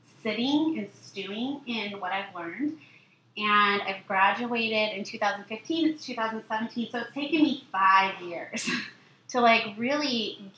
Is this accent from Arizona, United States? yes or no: yes; Arizona, United States; also born or lived in New York; I grew up in Arizona, born in New York, grew up in Arizona